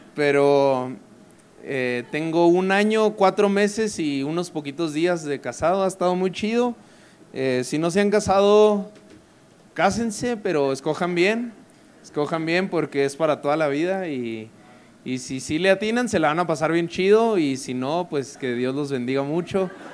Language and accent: Spanish; Parral, Chihuahua, Mexico; also born or lived in Monterrey; soy norteño, nací en Parral, Chihuahua, que es una ciudadcita de 100.000 personas, 120 los que son optimistas. Eh, Duré allí de los 0 a los 17 años